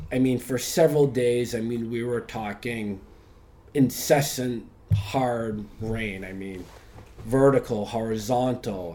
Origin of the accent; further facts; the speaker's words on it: Boston, Massachusetts, United States; moved away as an adult; also born or lived in Chicago; now in Bangkok, Thailand; I was born in Boston, um, mm-hmm. went to university there